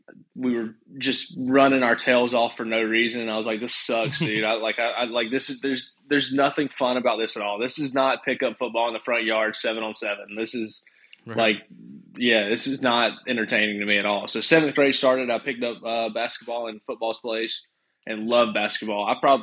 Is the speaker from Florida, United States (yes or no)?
no; Cordele, Georgia, United States; I guess it's South Georgia. It's about 2 hours south of Atlanta, so not a whole lot.